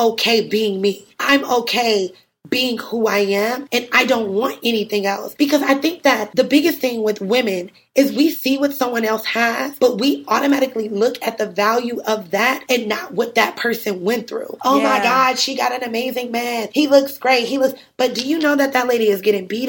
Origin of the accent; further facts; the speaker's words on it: Cleveland, Ohio, United States; moved away as an adult; also born or lived in Atlanta, Georgia / New York City; I'm originally from Cleveland, Ohio